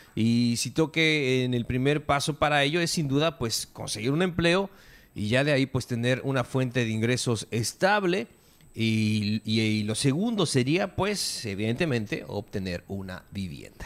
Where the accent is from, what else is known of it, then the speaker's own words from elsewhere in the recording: Mexico; somos mexicanos y este es nuestro país, es nuestro hogar